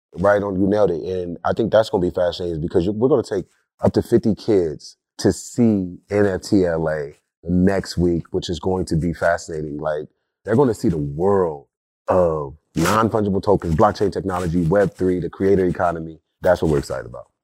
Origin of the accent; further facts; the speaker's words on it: Compton, California, United States; I'm a kid from Compton that didn't always have the accessibility to technology, the accessibility to future of work and learning. during that time, growing up in the nineties in Compton